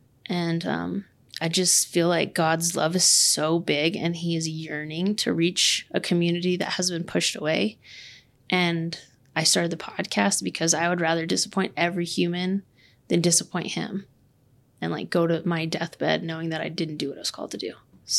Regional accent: Austin, Texas, United States; moved away as an adult; also born or lived in Lubbock, Texas / Canyon, Texas; I'm from Austin, Texas. I was born and raised in Austin.

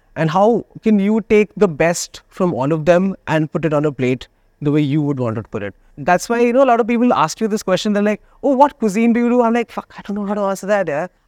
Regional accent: Delhi, India; now in Goa, India; I am from Delhi.

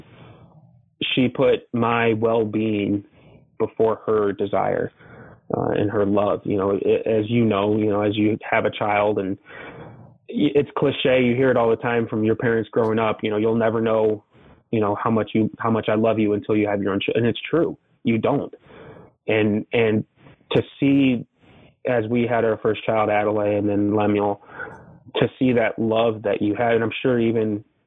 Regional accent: Arkansas, United States; also born or lived in Elgin; now in Iowa, United States; I was born in Arkansas

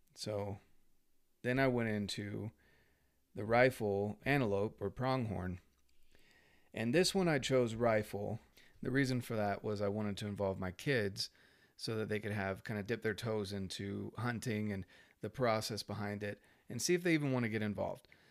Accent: North Carolina, United States; I grew up in North Carolina, and I was born in ninety-two

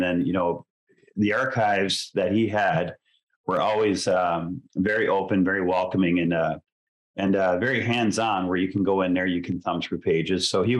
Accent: Detroit, Michigan, United States; also born or lived in St. Joseph, Ontario; I grew up in Detroit. However, we always had a cottage in St. Joseph, Ontario. So we would spend our summers there.

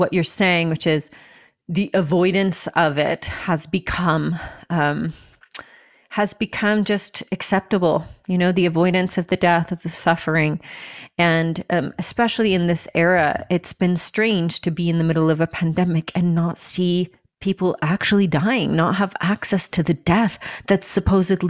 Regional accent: United States; here we are in America. Like, this is where you were born, I guess. I was born here.

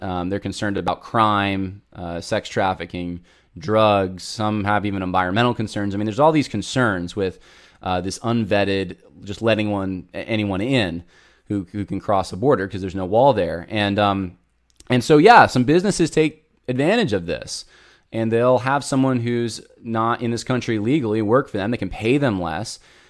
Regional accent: Southern California, United States; moved away; So I'm originally from Southern California, lots of family there.

